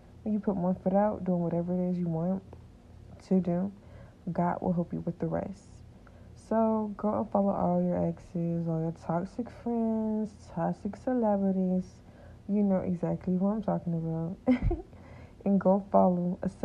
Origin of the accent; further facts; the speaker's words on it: Atlanta, Georgia, United States; I was born in Atlanta, Georgia